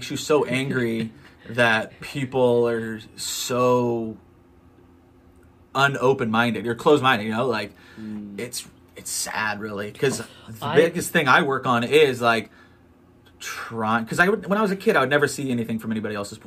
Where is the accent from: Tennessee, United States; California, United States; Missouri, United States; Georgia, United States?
California, United States; Long Beach; now in Orange County, United States; I'm in Orange County, North Orange County. Like, I'm from Long Beach